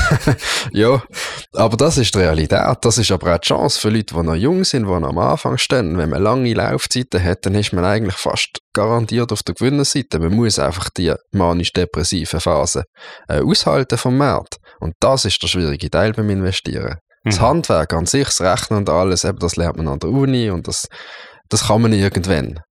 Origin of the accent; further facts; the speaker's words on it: Basel, Basel-Stadt, Switzerland; also born or lived in St. Gallen; ausbildungsmässig bin ich äh, hier zu Basel ins Gimmi gegangen, ins Kirschgarten-Gimmi